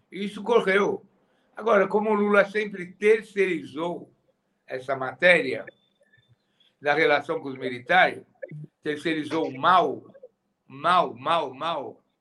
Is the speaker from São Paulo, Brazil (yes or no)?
yes; São Paulo, Brazil; nós que somos de São Paulo, nós somos de São Paulo